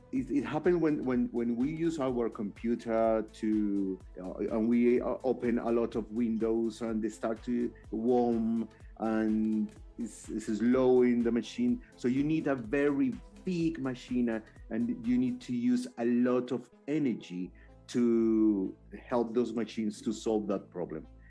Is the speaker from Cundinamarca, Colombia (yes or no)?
yes; Chía, Cundinamarca, Colombia; English is a second language; I am living Chia near Bogota uh, because I like is my hometown.